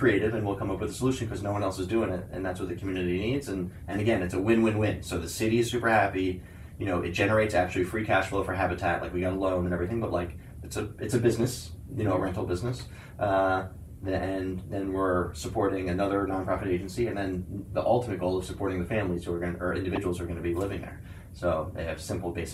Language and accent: English; New York City, New York, United States; I was from New York City